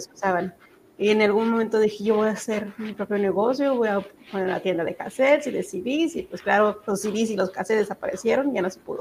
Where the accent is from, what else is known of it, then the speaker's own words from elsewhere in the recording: Zacatecas, Mexico; now in Texas, United States; me crié en Zacatecas